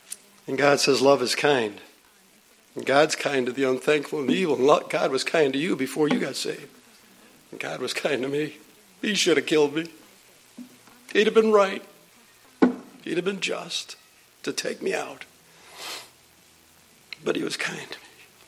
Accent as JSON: {"language": "English", "town": "Buffalo", "region": "New York", "country": "United States", "tie": "born or raised there", "said": "I grew up in South Buffalo."}